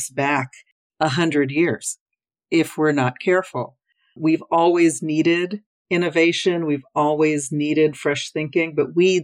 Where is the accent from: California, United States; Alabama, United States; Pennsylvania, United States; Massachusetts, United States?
California, United States; Los Angeles; I'm from Los Angeles